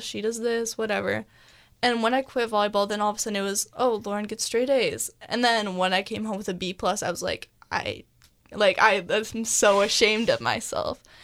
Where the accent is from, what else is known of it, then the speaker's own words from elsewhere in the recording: Mercer Island, Washington, United States; we are from Mercer Island, which is a really affluent area